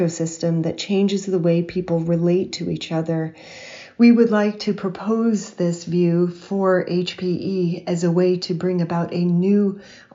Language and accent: English; Hawaii, United States; my childhood experiences growing up in Hawaii in the 1970s and 80s